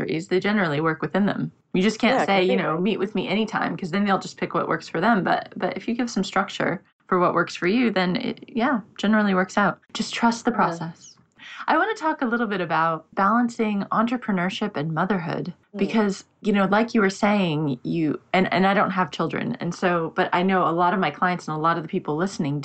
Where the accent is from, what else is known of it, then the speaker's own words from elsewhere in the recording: United States; now in London, United Kingdom; I'm in London, but I'm American